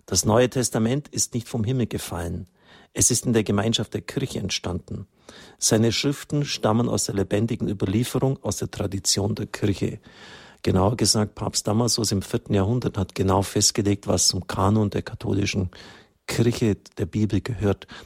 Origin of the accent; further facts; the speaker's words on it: England, United Kingdom; born there; ich bin selber gebürtig in England